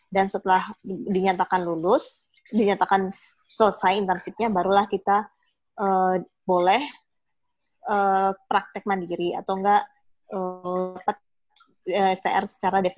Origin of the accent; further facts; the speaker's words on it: Banjarbaru, South Kalimantan, Indonesia; also born or lived in Medan; aku itu memang lahir di Medan, tapi sudah sekitar 18 tahun itu udah di Banjarbaru. Nah, oh. jadi udah menetap di Banjarbaru dan aku kuliah di Surabaya.